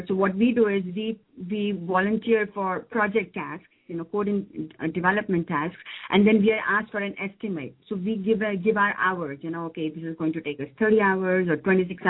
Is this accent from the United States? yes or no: no; India; moved away; I come from India